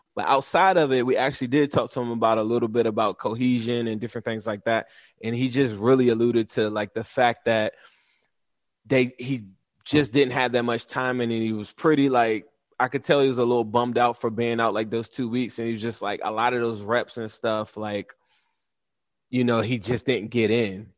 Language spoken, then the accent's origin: English; Washington, District of Columbia, United States; I grew up in the Washington, D C area, but I had ties to Cincinnati.